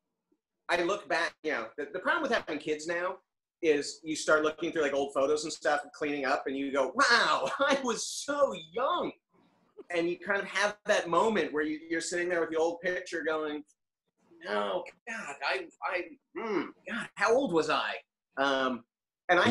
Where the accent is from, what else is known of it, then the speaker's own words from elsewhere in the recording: Los Angeles, California, United States; also born or lived in La Cañada Flintridge / Pasadena; I am born and raised in LA or LA outskirts, depending on how you view it